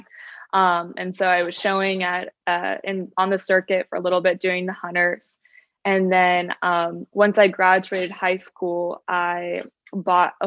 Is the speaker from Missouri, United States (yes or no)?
no; Orange County, California, United States; moved away as an adult; now in Savannah, United States; I am from Orange County, California.